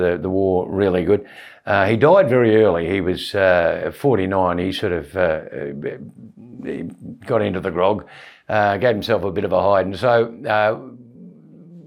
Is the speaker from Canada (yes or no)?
no; Australia; accent: Aussie; also born or lived in Orpington, Kent, United Kingdom; I come out here, I was 18 months old.